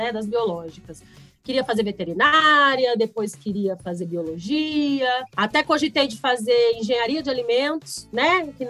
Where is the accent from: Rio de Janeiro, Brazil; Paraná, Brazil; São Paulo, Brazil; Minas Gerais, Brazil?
São Paulo, Brazil; São José do Rio Preto; Eu sou de São José do Rio Preto, no interior aqui do estado de São Paulo.